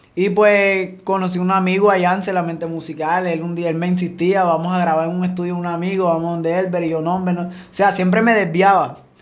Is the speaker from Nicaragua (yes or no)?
no; Sabanalarga, Atlántico, Colombia; also born or lived in Venezuela / Cartagena, Colombia; Ya de Cartagena ahí comenzamos a crecer, a crecer. Cuando ya teníamos como, como 7, 8 años, nos vinimos aquí a Sabana